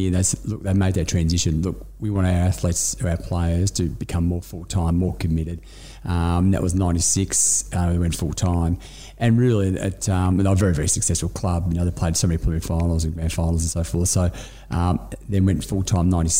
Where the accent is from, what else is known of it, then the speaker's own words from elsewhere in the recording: Melbourne, Victoria, Australia; I grew up in the northern suburbs. I grew up in Northcote, family in Collingwood.